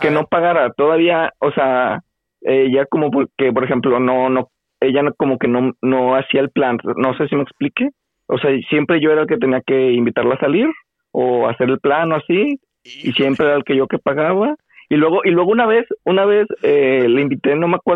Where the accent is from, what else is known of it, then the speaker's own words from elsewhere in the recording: Monterrey, Nuevo León, Mexico; de aquí, soy paisano de Monterrey.